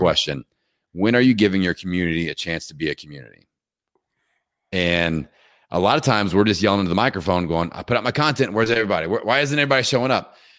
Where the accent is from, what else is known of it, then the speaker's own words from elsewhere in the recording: Indiana, United States; I'm from Indiana